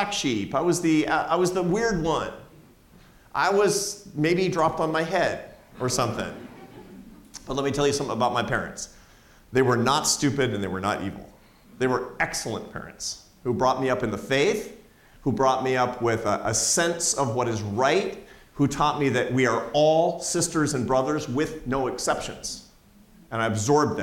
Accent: Seattle, Washington, United States; It's my hometown. I grew up in Seattle, Washington.

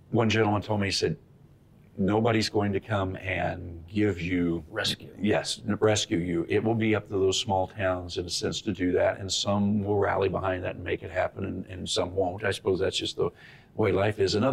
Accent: Benson, Minnesota, United States; he was from mm-hmm. my hometown of Benson, Minnesota, right.

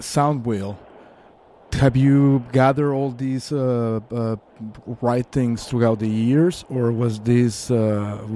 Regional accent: Mexico City, Mexico; I'm from Mexico City

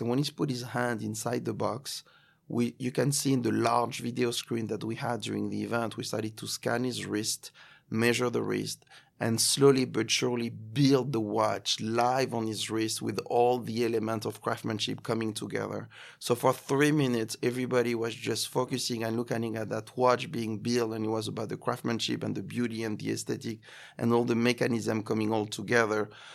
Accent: Cannes, Provence-Alpes-Côte d'Azur, France; accent: French; English is a second language; moved away as an adult; also born or lived in Paris, France; now in New York, United States; Cannes, uh, my hometown

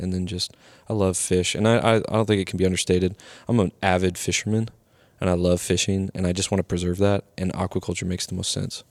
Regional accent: the Northwest, Pacific Northwest, United States; now in Miami, United States; growing up in the Northwest

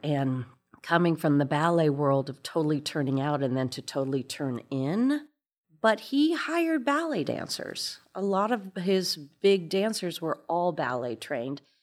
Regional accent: Fort Wayne, Indiana, United States; moved away; I'm from Fort Wayne, Indiana, and this very ballet school

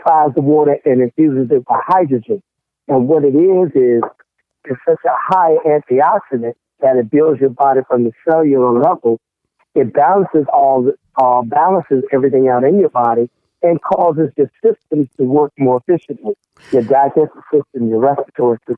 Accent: Norfolk, Virginia, United States; moved away; down in my hometown in Norfolk, Virginia

